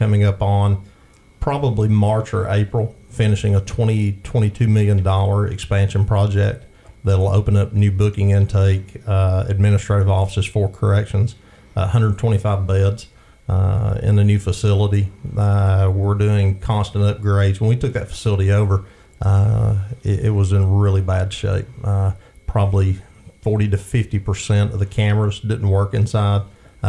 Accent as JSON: {"language": "English", "area": "Bryant", "region": "Alabama", "country": "United States", "tie": "born or raised there", "said": "The rural setting where I was raised in Bryan, Alabama"}